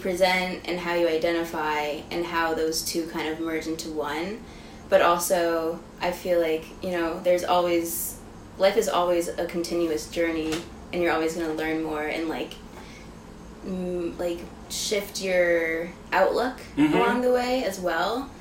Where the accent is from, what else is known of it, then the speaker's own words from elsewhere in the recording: Niskayuna, New York, United States; also born or lived in California; we moved to New York State when I was, like, 3 years old. We moved to, like, a little town called Niskayuna outside of Schenectady, New York